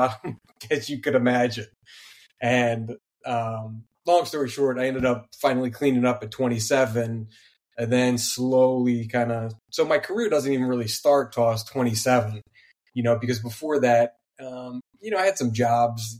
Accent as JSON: {"language": "English", "region": "New Jersey", "country": "United States", "tie": "born or raised there", "said": "I'm from South Jersey"}